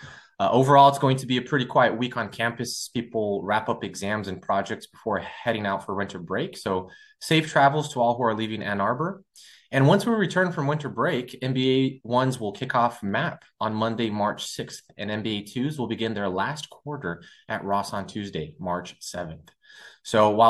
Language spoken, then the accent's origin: English; Brazil; moved away as an adult; I'm from Brazil as well